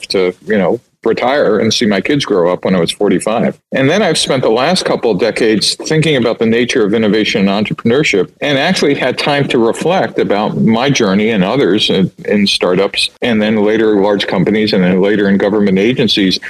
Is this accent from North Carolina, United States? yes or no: no; New York City, New York, United States; moved away as an adult; also born or lived in Michigan / Silicon Valley; I grew up in New York City